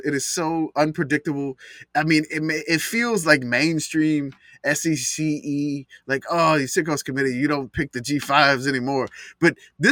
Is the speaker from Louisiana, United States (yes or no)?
yes; Louisiana, United States; I'm from Louisiana